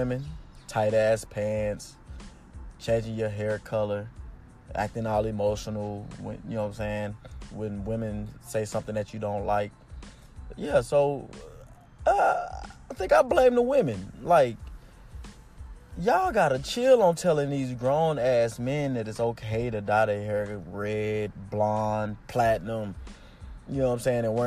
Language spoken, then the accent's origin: English; United States; I'm American